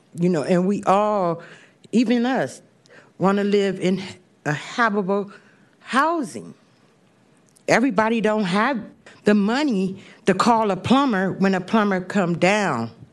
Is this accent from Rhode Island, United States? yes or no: no; San Francisco, California, United States; I work in the Bayview District. I grew up in the Bayview District. I grew up and I work